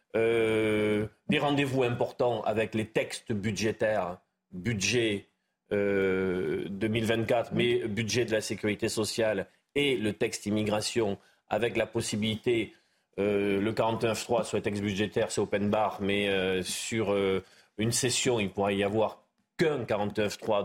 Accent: Béarn, Nouvelle-Aquitaine, France; chez moi en Béarn

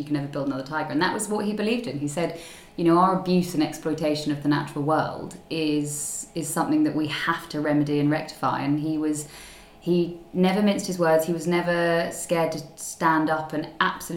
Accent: Surrey, South East England, United Kingdom; also born or lived in Zambia; grew up, born and bred in Surrey, and have been here, you know, most of the time

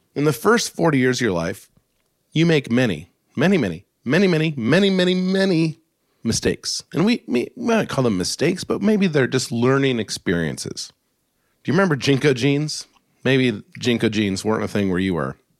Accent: Alaska, United States; I grew up in Alaska in the snow

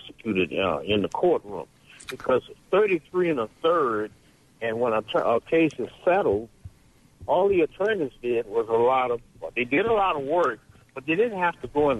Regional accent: New Orleans, Louisiana, United States; now in Hattiesburg, United States; I'm from Louisiana, from New Orleans, but I've been here in Hattiesburg a while

